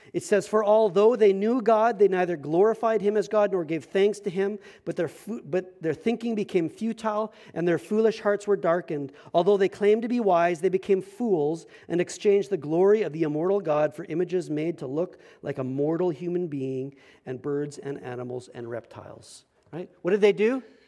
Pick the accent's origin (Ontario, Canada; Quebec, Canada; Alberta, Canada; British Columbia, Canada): Alberta, Canada; Medicine Hat; moved away; I came from Medicine Hat, Alberta.